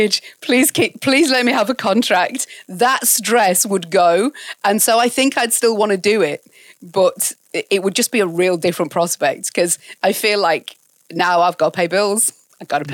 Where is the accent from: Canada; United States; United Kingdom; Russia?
United Kingdom; York, Yorkshire and the Humber; moved away; also born or lived in Ealing, London / Bradford; we moved there when I was about 10 to York, and that's essentially where I grew up and fled the nest